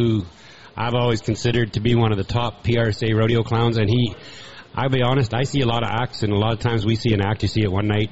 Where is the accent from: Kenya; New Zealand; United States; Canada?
Canada; I'm from Canada